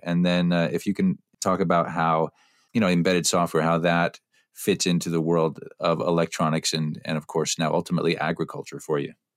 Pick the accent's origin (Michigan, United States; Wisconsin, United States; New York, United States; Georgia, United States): Wisconsin, United States; Platteville; I hail from from Platteville